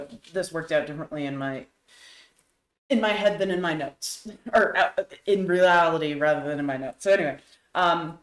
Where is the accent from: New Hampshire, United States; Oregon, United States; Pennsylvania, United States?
New Hampshire, United States; I was raised in New Hampshire